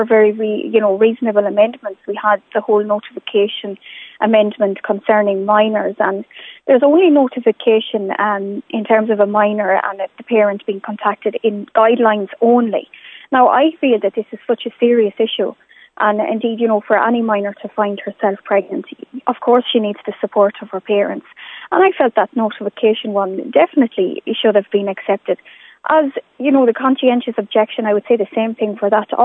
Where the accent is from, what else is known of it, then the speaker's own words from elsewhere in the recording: Ireland; as an Irish politician and indeed as an Irish woman